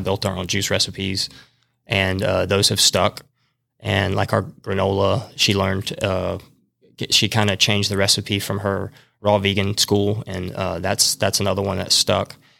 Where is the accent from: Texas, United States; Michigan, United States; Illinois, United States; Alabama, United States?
Alabama, United States; Madison; I grew up in Madison